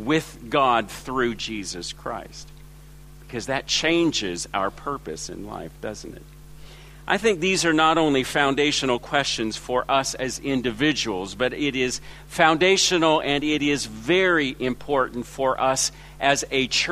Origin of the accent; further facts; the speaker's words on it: Los Angeles, California, United States; moved away as an adult; also born or lived in China; now in Ringwood East, Australia; My accent is from Los Angeles, where I was born and raised